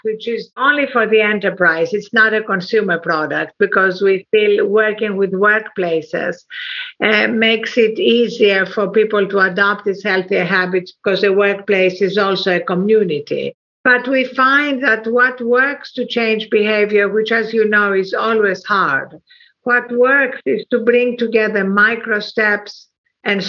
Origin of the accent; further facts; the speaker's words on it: Athens, Attica, Greece; moved away; also born or lived in England / United States; I was brought up in Athens, Greece